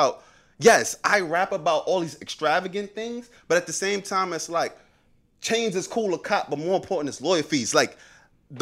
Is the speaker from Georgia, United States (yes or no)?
no; New York City, New York, United States; I grew up in Brownsville, Brooklyn